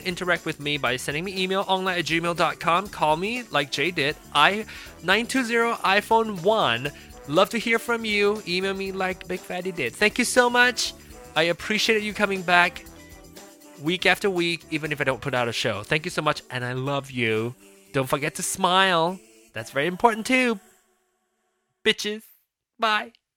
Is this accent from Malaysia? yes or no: yes; Malaysia; now in United States; I'm not a Malaysian citizen anymore